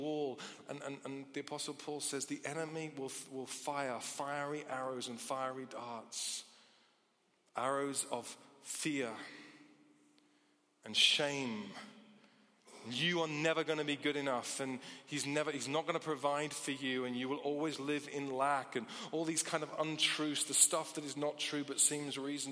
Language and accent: English; United Kingdom; as British people